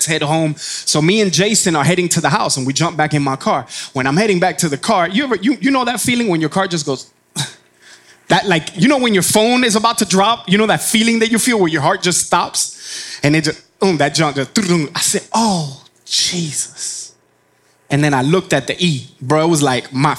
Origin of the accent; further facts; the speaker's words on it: Miami, Florida, United States; moved away as an adult; now in Georgia, United States; I'm from Miami, Florida